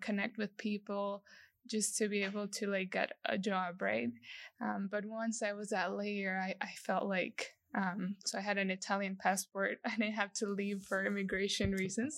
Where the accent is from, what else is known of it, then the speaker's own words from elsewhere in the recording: El Salvador; moved away as an adult; also born or lived in Lafayette, Louisiana, United States; I was born and raised in El Salvador.